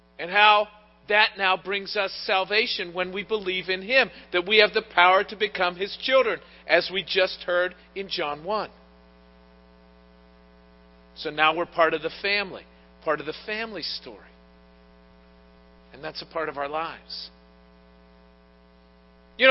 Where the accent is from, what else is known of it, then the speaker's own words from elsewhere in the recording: Pittsburgh, Pennsylvania, United States; I was born in Pittsburgh